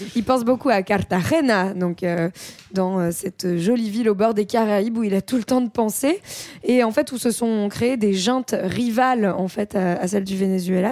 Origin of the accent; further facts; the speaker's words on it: France; en tant que Français